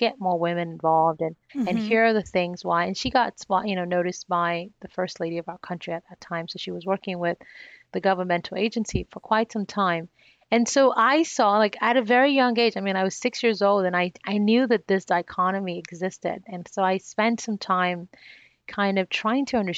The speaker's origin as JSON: {"language": "English", "country": "Nigeria", "tie": "born or raised there", "said": "one of the challenges that I faced as a young child growing up in Nigeria, where I was born"}